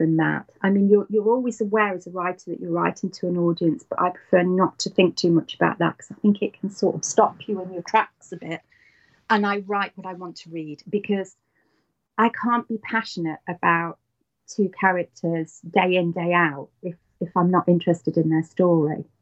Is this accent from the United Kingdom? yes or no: yes; United Kingdom; I am British.